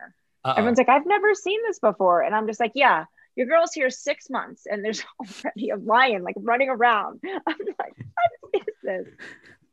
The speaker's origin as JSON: {"language": "English", "town": "Rochester", "region": "New York", "country": "United States", "tie": "born or raised there", "also_born_or_lived": "Miami / Istanbul / Chicago", "moved": "yes", "said": "my hometown, Rochester, New York"}